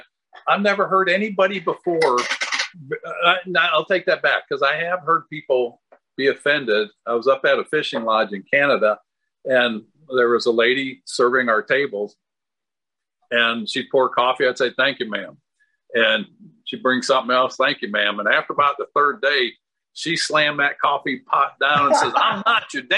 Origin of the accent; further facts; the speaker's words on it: Minnesota, United States; moved away; I was born in Minnesota, and we lived right on the Mississippi River. I'm 67, so I remember the river icing up